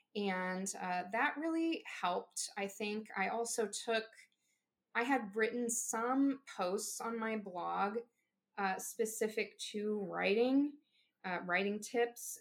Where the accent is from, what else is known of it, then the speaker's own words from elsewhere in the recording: Southeast Missouri, United States; here in uh, Southeast Missouri.